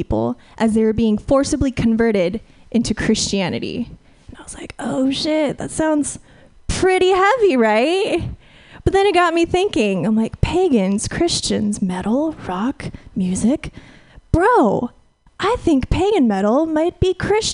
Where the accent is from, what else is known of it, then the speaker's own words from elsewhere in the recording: Fresno, California, United States; moved away; I'm from the Central Valley originally